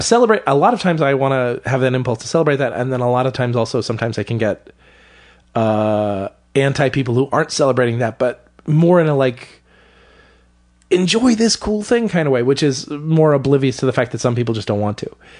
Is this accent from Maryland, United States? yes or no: yes; Salisbury, Maryland, United States; moved away; Where I grew up in Maryland was a small town on the eastern shore of Maryland